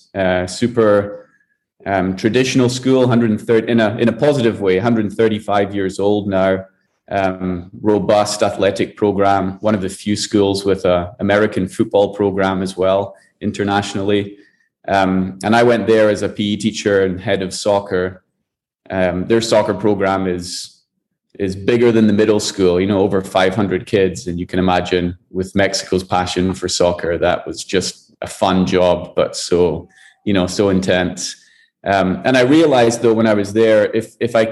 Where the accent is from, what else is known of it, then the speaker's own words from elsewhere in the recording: Scotland, United Kingdom; moved away as an adult; also born or lived in Kuala Lumpur, Malaysia; now in Panama; I'm originally from Scotland